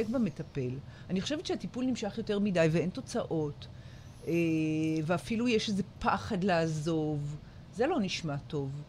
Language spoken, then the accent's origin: Hebrew; Jerusalem, Jerusalem District, Israel; moved away as an adult; now in Ashdod, Israel; אבל אני הגעתי מירושלים